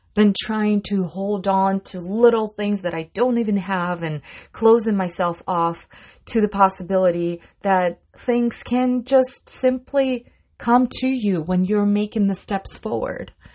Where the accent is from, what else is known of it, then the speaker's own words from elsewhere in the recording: Russia; moved away; I come from Russia